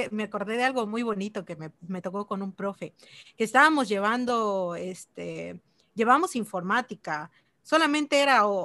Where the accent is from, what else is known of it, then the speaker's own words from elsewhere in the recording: Chilón, Chiapas, Mexico; also born or lived in Ocosingo; Bueno, soy de Chiapas, em, nací en Chilón y estudié en Nocosingo. Ahí, está la Universidad de la Selva, ahí es donde estudié.